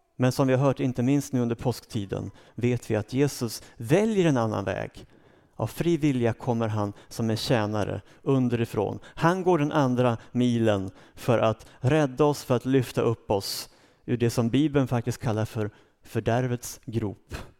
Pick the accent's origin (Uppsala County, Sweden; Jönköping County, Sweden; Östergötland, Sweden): Uppsala County, Sweden; Uppsala; also born or lived in Storvreta; Jag kom från Uppsala. Eh, jag är uppvuxen där, har rötter ännu längre norrut, men, men det är Uppsala som är min hemmaplan.